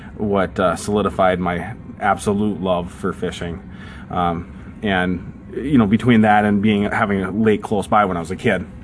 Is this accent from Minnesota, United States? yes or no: yes; Prior Lake, Minnesota, United States; also born or lived in Georgia; When we moved from Georgia to Minnesota, we lived in south of the Twin Cities in a town called Prior Lake, Minnesota. I fished just about every day in the summer down there.